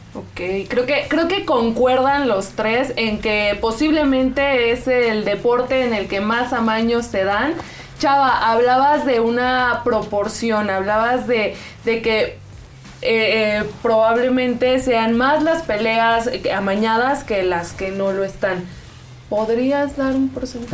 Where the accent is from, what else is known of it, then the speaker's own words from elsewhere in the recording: Mexico; nos unió a todos como mexicanos